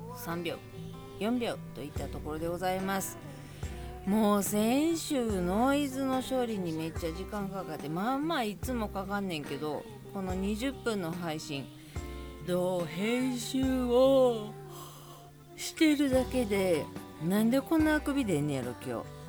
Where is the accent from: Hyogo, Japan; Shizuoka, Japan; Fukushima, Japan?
Hyogo, Japan; Kobe; 神戸市の灘区っていうところに住んでまして、あの、地震で潰れるまで生まれ育ったんですけど